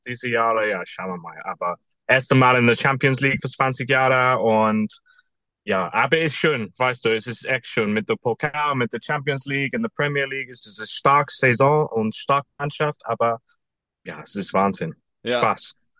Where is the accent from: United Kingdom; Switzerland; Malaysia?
United Kingdom; England; German is a second language; moved away as an adult; now in Munich, Germany; ich bin echter Engländer und ich bin ein Newcastle-Fan